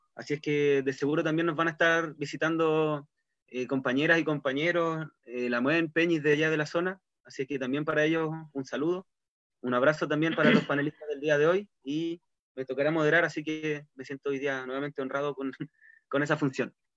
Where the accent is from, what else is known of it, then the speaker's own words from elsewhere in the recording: Castro, Los Lagos, Chile; now in Chonchi, Chile; Soy castreño de nacimiento, pero ahora estoy avecindado en este pueblito vecino.